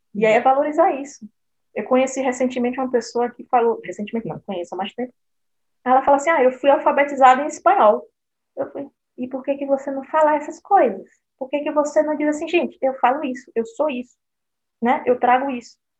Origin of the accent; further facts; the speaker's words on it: Brazil; moved away as an adult; now in Berlin, Germany; eu nasci no Brasil, vim do Brasil para cá com 28 anos